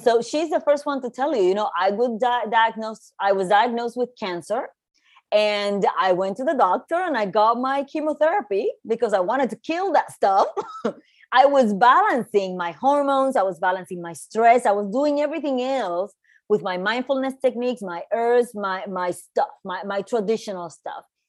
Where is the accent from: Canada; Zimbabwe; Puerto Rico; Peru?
Puerto Rico; moved away as an adult; also born or lived in New York; I was born and raised in Puerto Rico. And I moved to New York in my early 20s